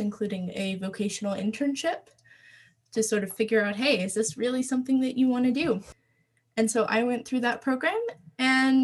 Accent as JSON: {"language": "English", "region": "Maryland", "country": "United States", "tie": "born or raised there", "said": "I was born in Maryland. I grew up on a family farm"}